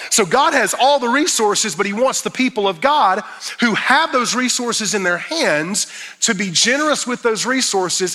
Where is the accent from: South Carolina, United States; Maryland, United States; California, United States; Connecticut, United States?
South Carolina, United States; Fountain Inn; I was raised in Fountain Inn, South Carolina